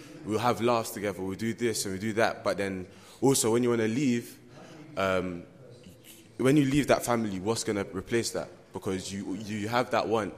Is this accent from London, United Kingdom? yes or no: yes; London, United Kingdom; I'm 17. I'm from Brixton.